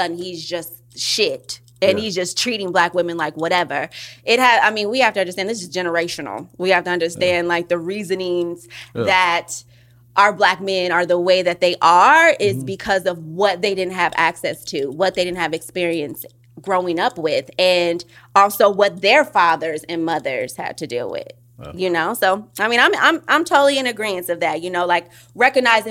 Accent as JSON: {"language": "English", "town": "Oakland", "region": "California", "country": "United States", "said": "I'm from East Oakland"}